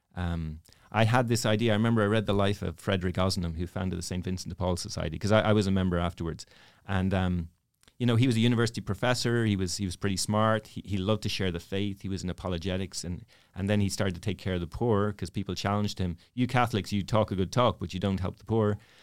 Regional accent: Dublin, Leinster, Ireland; moved away; I'm from Dublin. Dublin, Ireland.

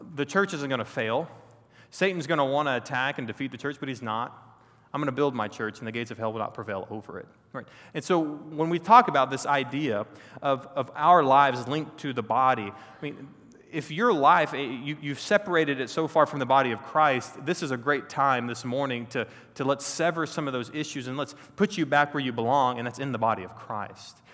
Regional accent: Texas, United States; I grew up in Texas, born and raised a Texan

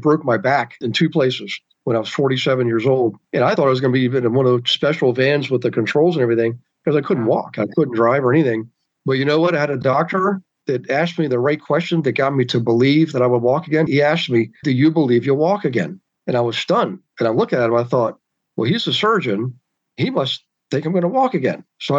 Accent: Bavaria, Germany; born there; It was in Bavaria, right on the Czechoslovakian border, in an army field clinic.

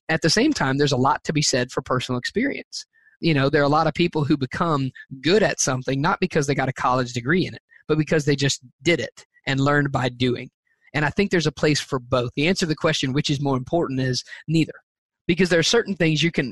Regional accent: the South, United States; I'm from the South

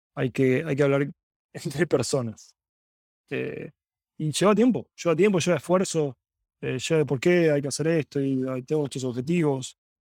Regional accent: Buenos Aires, Argentina; moved away as an adult; also born or lived in San Francisco, United States; now in Silicon Valley, United States; Vengo de Argentina, soy originalmente de Argentina, eh, estuve ahí 27 años.

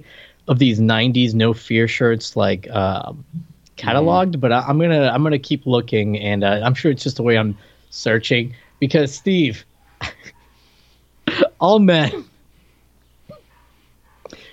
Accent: Puerto Rico; moved away; I came here from Puerto Rico, and those weren't like a thing in Puerto Rico, even though I went to like that American school, they taught everything in English

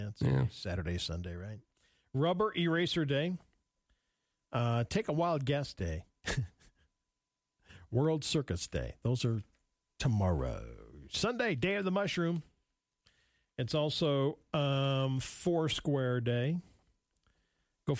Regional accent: Montana, United States; Remember when we were growing up in Montana

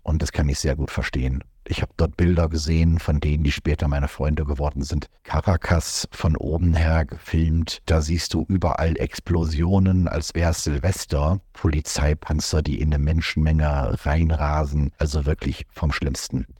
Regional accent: Germany; moved away; auch wir als Deutsche

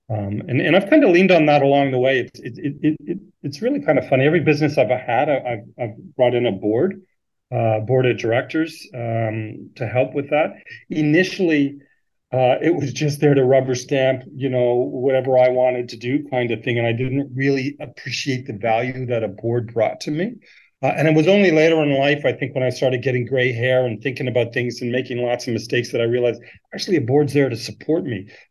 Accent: Canada; moved away as an adult; now in Sydney, Australia; I'm from Canada. I came out to Australia in 2007

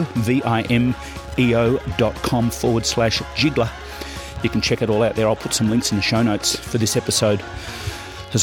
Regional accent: Swan Hill, Victoria, Australia; moved away; also born or lived in Melbourne; I'm from Swan Hill

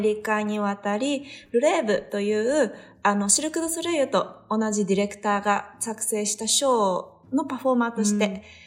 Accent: Tokyo, Japan; moved away as an adult; also born or lived in Las Vegas, United States; now in United States; 私が東京出身だったから

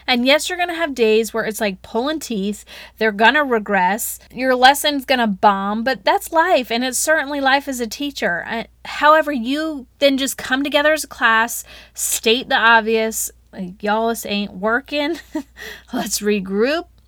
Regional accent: the South, United States; accent: Southern; My Southern accent probably came out real good

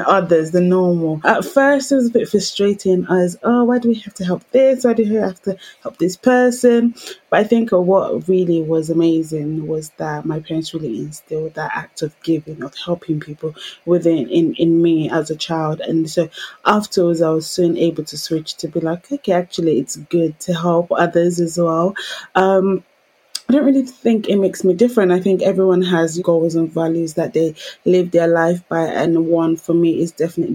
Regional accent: London, United Kingdom; Growing up in Peckham, Southeast London

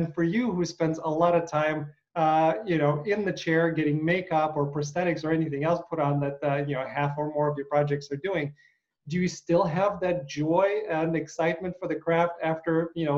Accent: United States; because I am an American actor

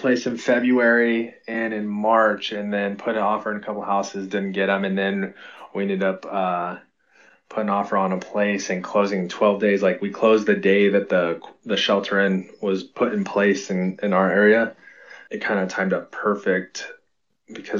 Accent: Salinas, California, United States; we're both from Salinas here in California

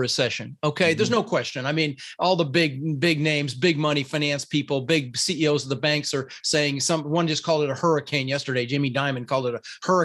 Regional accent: Denver, Colorado, United States; first language Dutch; English is a second language; also born or lived in Netherlands; I was born in the Netherlands, Holland, wooden shoes, windmills, you know, and I came over with my brother, Albert, my mother's Vancha, and we ended up in Denver, Colorado.

